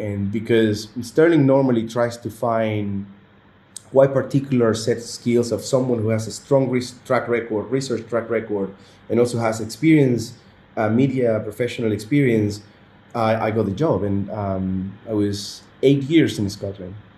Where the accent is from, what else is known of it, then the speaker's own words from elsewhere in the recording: Venezuela; moved away as an adult; now in Qatar; my home country Venezuela